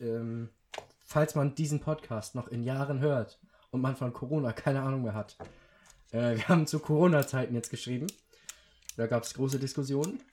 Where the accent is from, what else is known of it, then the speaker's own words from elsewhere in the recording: Schleswig-Holstein, Germany; bei uns in Schleswig-Holstein